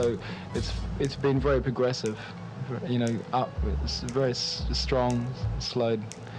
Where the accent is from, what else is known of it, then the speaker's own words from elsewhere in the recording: Sydney, New South Wales, Australia; We come from Sydney in Australia, and there was three brothers.